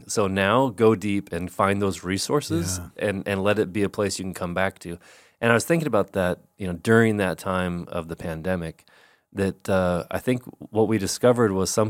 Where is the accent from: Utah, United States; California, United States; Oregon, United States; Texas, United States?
Oregon, United States; Like Oregon is so varied because I grew up in Eastern Oregon where it's high desert.